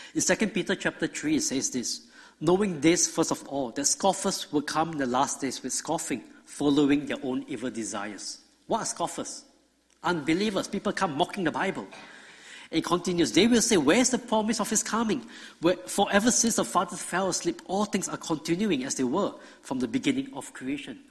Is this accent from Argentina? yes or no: no; Singapore; moved away as an adult; now in Georgia, United States; I grew up in Singapore